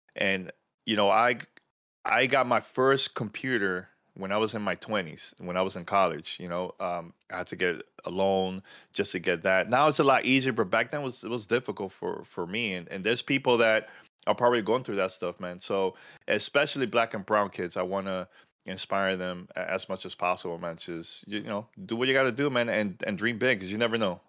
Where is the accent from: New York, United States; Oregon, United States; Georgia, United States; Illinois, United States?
New York, United States; New York City; born or raised there